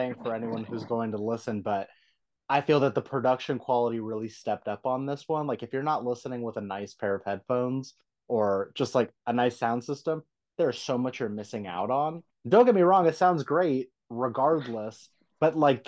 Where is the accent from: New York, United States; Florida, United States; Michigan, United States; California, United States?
California, United States; San Diego; I'm born and raised in San Diego